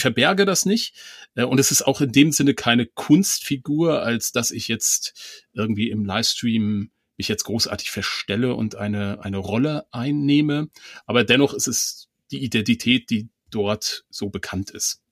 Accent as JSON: {"language": "German", "region": "Mecklenburg-Vorpommern", "country": "Germany", "said": "ich komme ja aus Mecklenburg"}